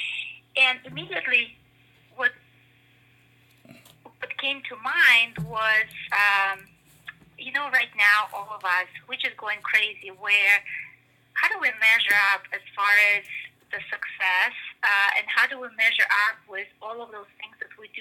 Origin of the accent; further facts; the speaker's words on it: Russia; moved away; I come from Russia, right, originally. And so I came, I guess, with this big, and I grew up during the communist Russia